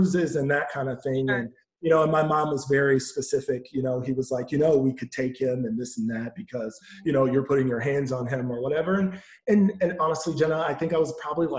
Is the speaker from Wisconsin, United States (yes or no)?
yes; Milwaukee, Wisconsin, United States; I grew up in Milwaukee, Wisconsin